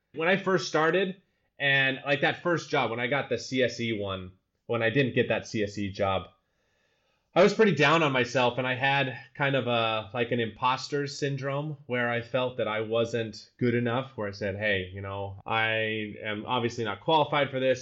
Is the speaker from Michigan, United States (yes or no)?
no; Utah, United States; first language English; moved away as an adult; also born or lived in Colorado; now in Amsterdam, Netherlands; I grew up in Utah, best snow on the earth